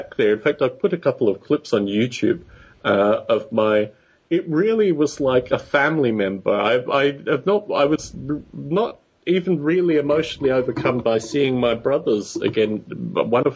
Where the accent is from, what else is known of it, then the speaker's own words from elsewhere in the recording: Canberra, Australian Capital Territory, Australia; where I grew up in Australia, there was a, it's the nation's capital